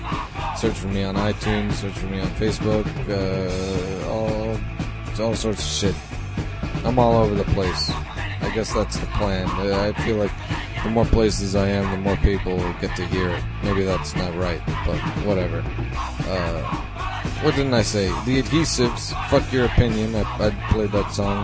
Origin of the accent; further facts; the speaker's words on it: New York, United States; I grew up in New York, and I grew up going to shows, local punk shows